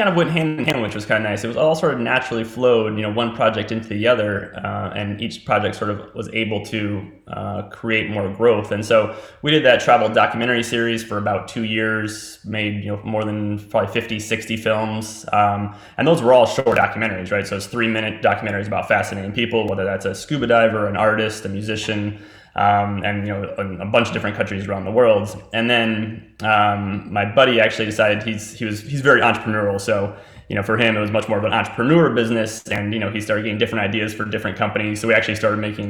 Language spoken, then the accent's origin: English; West Virginia, United States; We're both West Virginia natives.